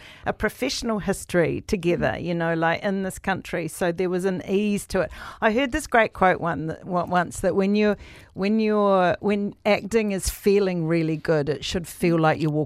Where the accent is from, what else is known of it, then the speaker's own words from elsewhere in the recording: New Zealand; we are as Kiwis